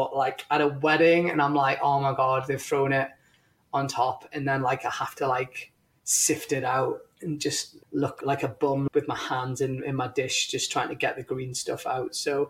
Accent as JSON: {"language": "English", "country": "India", "said": "You're going to laugh because I'm Indian"}